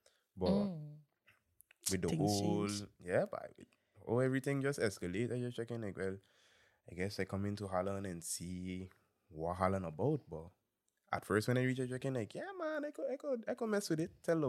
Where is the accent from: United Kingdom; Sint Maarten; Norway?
Sint Maarten; now in Netherlands; yeah, I'm from St. Martin. Born and raised, both parents from St. Martin, same way too. And I moved to NL in 2020 during the pandemic.